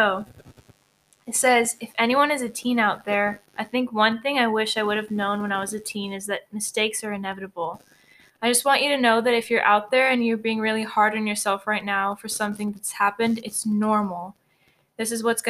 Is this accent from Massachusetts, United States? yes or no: no; Houston, Texas, United States; I was born here in Houston, and my family background